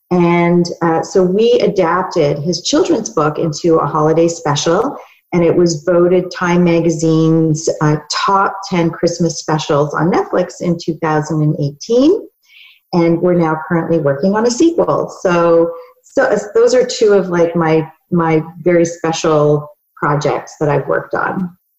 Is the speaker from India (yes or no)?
no; Canada; also born or lived in New York, United States; And when I moved back to Canada, I am Canadian.